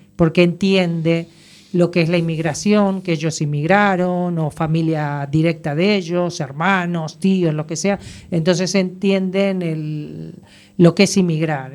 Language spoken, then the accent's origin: Spanish; Argentina; moved away as an adult; now in A Coruña, Spain; soy argentina